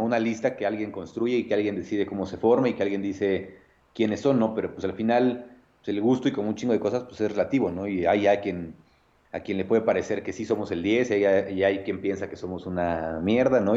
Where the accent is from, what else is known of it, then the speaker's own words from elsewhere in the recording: Nezahualcóyotl, State of Mexico, Mexico; soy de Nesa, orgullosamente, orgullosamente nesatlense